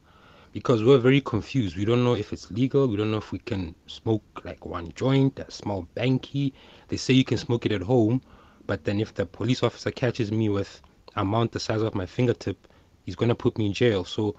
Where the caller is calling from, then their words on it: Pretoria, Gauteng, South Africa; here from Pretoria.